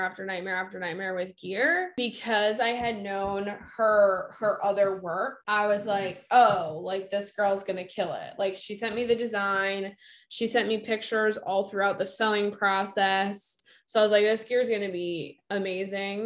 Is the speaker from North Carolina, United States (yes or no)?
no; Massachusetts, United States